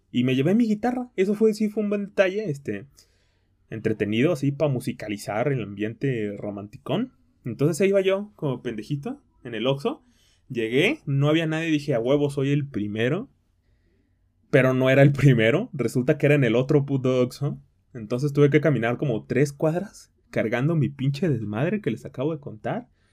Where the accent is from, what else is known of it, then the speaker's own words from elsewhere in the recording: Tequila, Jalisco, Mexico; moved away; mi tierra, a mi querida tierra de Tequila, Jalisco